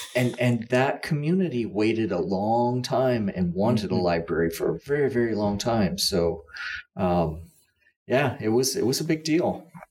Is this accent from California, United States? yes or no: no; Olathe, Kansas, United States; I grew up in Olathe, which is 151st Street